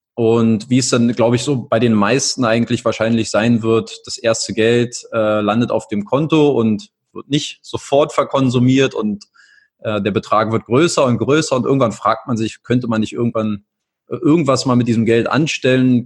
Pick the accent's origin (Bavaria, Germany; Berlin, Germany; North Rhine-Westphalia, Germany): Berlin, Germany; moved away as an adult; also born or lived in England / Italy; Ich komme aus Berlin, ähm, wohnhaft, lebe auch aktuell seit vier Jahren wieder in Berlin, war vorher mal hier und da unterwegs, in England, in Italien